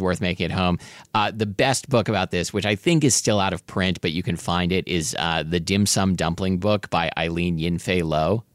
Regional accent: Portland, Oregon, United States; I absolutely grew up with dim sum, uh, in Portland, Oregon.

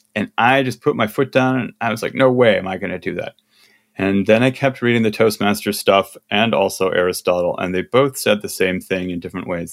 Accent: Midwest, United States; I'm from the Midwest

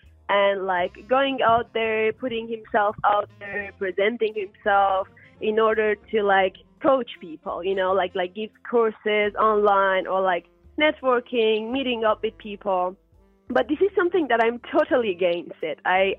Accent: Germany; For example, I'm from Germany, he's from United Kingdom

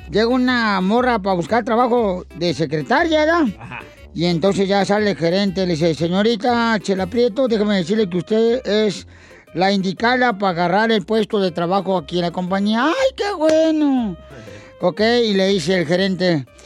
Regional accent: Michoacán, Mexico; Yo soy borracho, pero soy de Zaguay, Michoacán.

